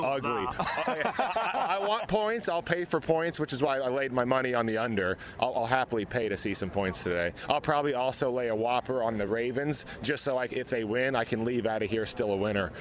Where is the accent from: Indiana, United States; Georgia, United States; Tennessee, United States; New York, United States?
Tennessee, United States; Nashville; I'm from Nashville, Tennessee